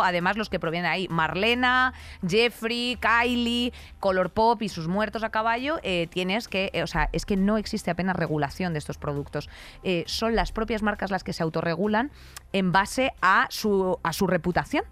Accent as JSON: {"language": "Spanish", "town": "Madrid", "region": "Community of Madrid", "country": "Spain", "said": "soy de Madrid"}